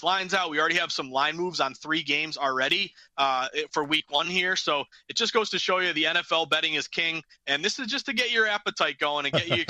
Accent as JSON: {"language": "English", "region": "New England", "country": "United States", "said": "we're both from New England"}